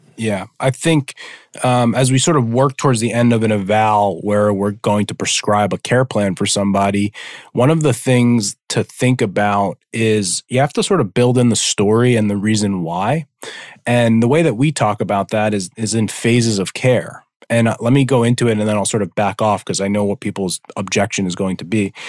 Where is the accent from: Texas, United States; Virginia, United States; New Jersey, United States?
New Jersey, United States; I'm from New Jersey